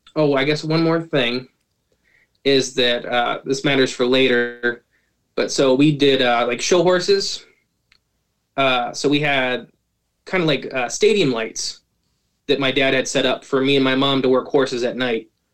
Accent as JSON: {"language": "English", "region": "Ohio", "country": "United States", "said": "I am from Ohio"}